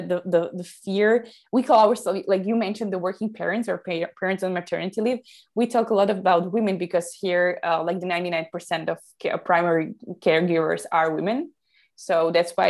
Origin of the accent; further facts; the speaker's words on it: Slovakia; I come from Slovakia, Central Europe.